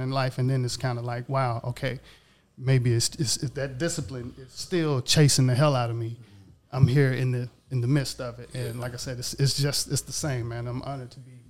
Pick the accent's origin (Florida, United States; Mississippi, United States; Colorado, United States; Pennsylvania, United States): Mississippi, United States; moved away as an adult; also born or lived in Long Beach / Atlanta / Marietta / DMV; I'm originally from Mississippi, left Mississippi probably when I was about 25